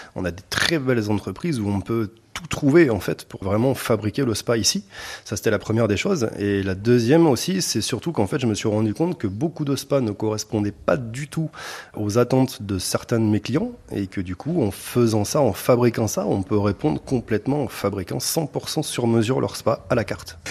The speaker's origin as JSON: {"language": "French", "region": "Auvergne-Rhône-Alpes", "country": "France", "tie": "born or raised there", "said": "une marque Auvergnate pour effectivement faire plaisir à ma région natale"}